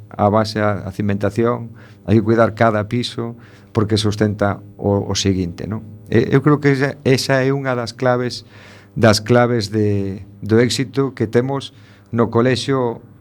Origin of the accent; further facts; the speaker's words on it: A Coruña, Galicia, Spain; por ser o colexio de, da miña terra non? da miña casa